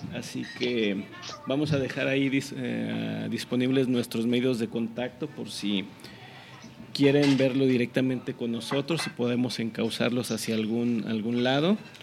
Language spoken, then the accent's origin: Spanish; Mexico; no me siento mal mexicano